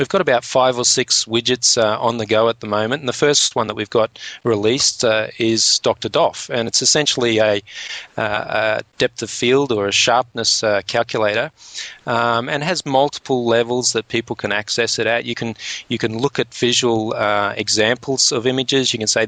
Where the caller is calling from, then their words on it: Australia; And just remember, because I'm speaking from Australia, I'm actually speaking upside down at the moment.